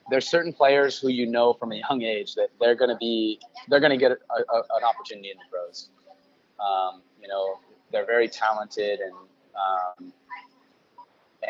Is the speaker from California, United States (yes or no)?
yes; Sacramento, California, United States; also born or lived in Elk Grove; growing up in Sacramento